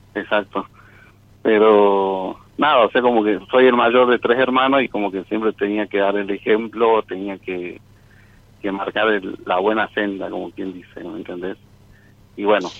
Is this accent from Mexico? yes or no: no; Jujuy, Argentina; now in Córdoba, Argentina; yo soy de Jujuy, y estoy estudiando acá en Córdoba